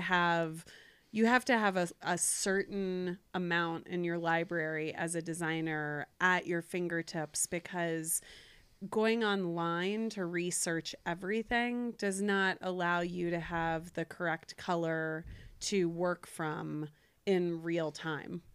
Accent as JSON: {"language": "English", "town": "Cincinnati", "region": "Ohio", "country": "United States", "tie": "born or raised there", "moved": "yes", "lives_now": "Jackson Hole, United States", "said": "Ohio. Cincinnati."}